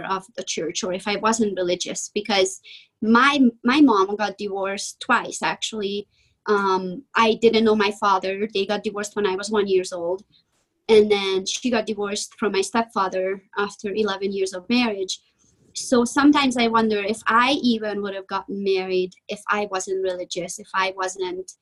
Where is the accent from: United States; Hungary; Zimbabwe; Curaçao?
Hungary; moved away; I am from Eastern Europe. I'm from Hungary.